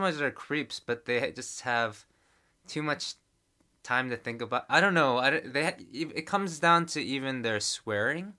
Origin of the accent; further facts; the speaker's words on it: New York, United States; now in Korea; I grew up in New York